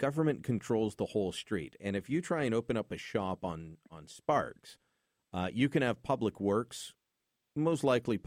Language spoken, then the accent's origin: English; Calgary, Alberta, Canada; now in Ottawa, Canada; my hometown, including Calgary